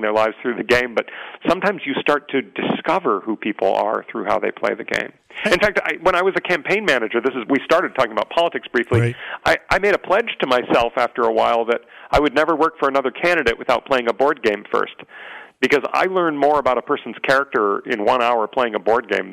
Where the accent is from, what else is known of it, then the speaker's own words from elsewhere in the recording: San Diego, California, United States; growing up in San Diego, I had a little bit of an unusual life